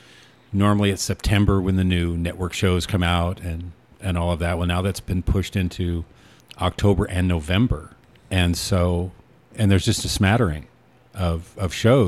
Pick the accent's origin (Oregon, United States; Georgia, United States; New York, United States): Oregon, United States; Newport; moved away; growing up in Newport